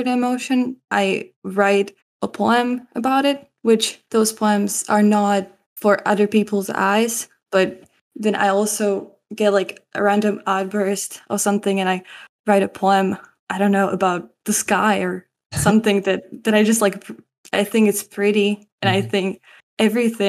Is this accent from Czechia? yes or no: yes; Czechia; I am from Czech Republic. I am a student. I go to a French school